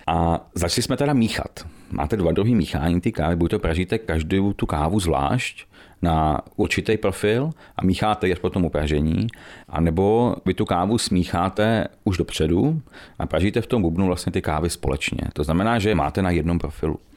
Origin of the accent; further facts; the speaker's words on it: Medlešice, Pardubice Region, Czechia; also born or lived in Chrudim; my jsme Medlešáci, eh, původně teda pak Dubáci a Chrodimáci, přítelkyní, ale jsme z Medlešic, bydlíme v Medlešicích už, už hrozně dlouho